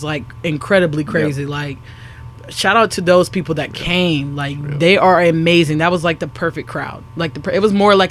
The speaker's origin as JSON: {"language": "English", "town": "Ravenna", "region": "Ohio", "country": "United States", "said": "I come from Ravenna, Ohio."}